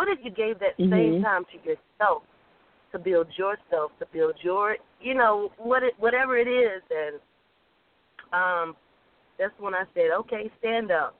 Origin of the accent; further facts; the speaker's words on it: the South, United States; accent: Southern; my Southern accent that won me over because I was in New York. So I just think they love my Southern drawl